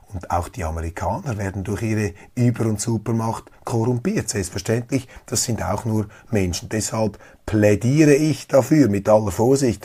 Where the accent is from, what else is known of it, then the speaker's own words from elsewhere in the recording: Switzerland; Als Schweizer